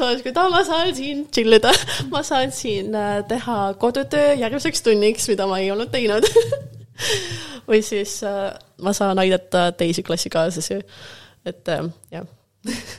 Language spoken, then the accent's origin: Estonian; Tallinn, Harju County, Estonia; first language Russian; Estonian is a second language; moved away as an adult; also born or lived in Rotterdam, Netherlands; now in Amsterdam, Netherlands; ma sündisin Tallinnas, me sündisime samas